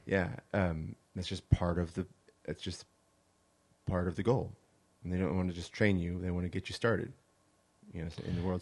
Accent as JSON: {"language": "English", "region": "California", "country": "United States", "tie": "born or raised there", "also_born_or_lived": "Hawaii", "moved": "as an adult", "lives_now": "Arkansas, United States", "said": "I was born in California. I grew up in California for the most part"}